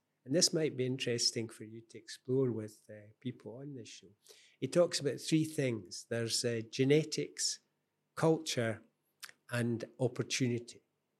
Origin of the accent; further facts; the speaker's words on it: Scotland, United Kingdom; I'm very Scottish, but I haven't lived in Scotland for a long time. Mm. I've no desire to go back.